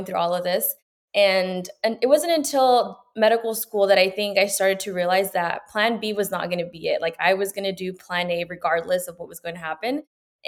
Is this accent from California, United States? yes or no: yes; Los Banos, California, United States; born or raised there; also born or lived in Peru / Gustine, California